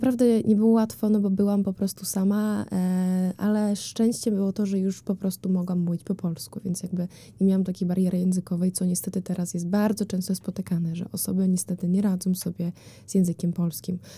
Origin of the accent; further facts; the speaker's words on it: Ukraine; Polish is a second language; now in Poland; jestem Ukrainką.